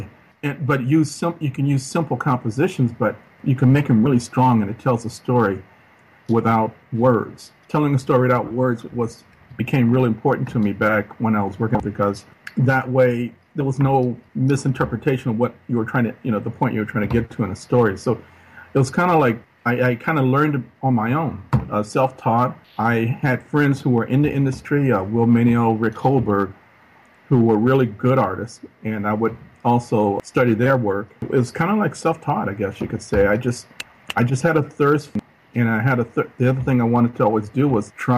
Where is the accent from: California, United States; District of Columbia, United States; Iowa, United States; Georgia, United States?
California, United States; Los Angeles; I grew up in South Central Los Angeles, single mom, and she moved a lot